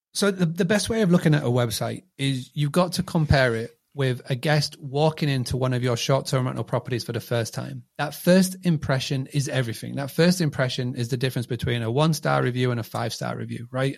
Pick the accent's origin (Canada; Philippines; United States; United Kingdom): United Kingdom; Scarborough, Yorkshire and the Humber; I'm from a, a little town called Scarborough